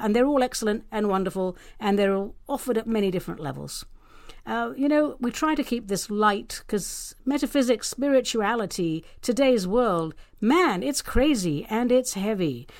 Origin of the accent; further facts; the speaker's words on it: London, United Kingdom; now in Pacific Northwest, United States; I'm actually a Brit, a proud London girl, now living and working in the arboreal paradise that is the Pacific Northwest